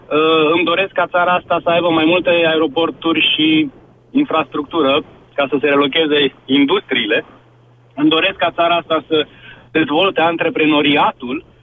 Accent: Romania; mă trezesc cu stigmatul ăsta că sunt român, pentru că în momentul ăsta în Europa a fi român e sinonim cu altceva.

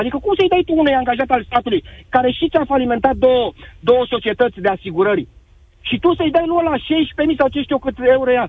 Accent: Brașov, Brașov County, Romania; eu sunt din Brașov

